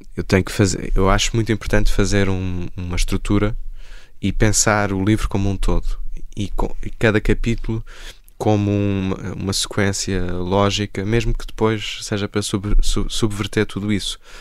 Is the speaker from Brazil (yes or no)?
no; Porto, Norte, Portugal; moved away as an adult; also born or lived in Lisbon; Eu saí do Porto aos 18 anos. Eu nasci em Lisboa, cresci no Porto